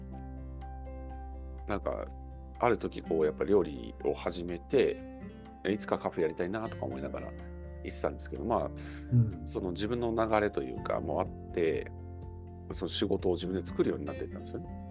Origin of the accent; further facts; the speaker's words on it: Tokyo, Japan; 東京の錦糸町とか、あの亀戸あたりの出身なんですけど